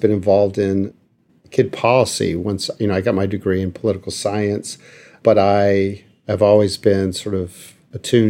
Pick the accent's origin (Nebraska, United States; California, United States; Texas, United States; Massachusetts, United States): Texas, United States; El Paso; now in Washington, D.C., United States; I'm originally from El Paso, Texas, and worked there